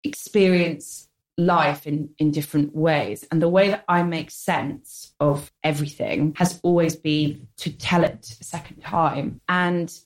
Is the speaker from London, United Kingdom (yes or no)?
yes; London, United Kingdom; I grew up in the North London suburbs